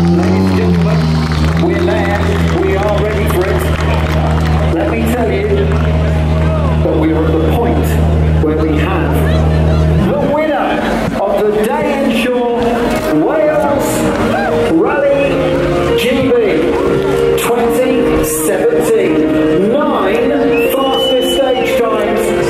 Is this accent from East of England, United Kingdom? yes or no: no; Wales, United Kingdom; as a Welshman